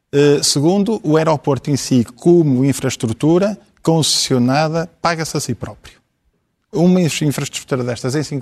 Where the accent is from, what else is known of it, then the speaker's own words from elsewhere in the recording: Portugal; Eu defendo inteiramente o meu país, eu sou português.